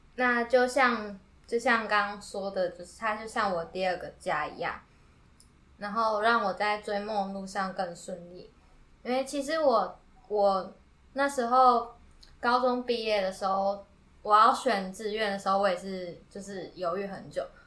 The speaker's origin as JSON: {"language": "Chinese", "region": "Yilan County", "country": "Taiwan", "moved": "as an adult", "lives_now": "Tainan, Taiwan", "said": "我是宜兰人嗯，然后我一个人到台南读书"}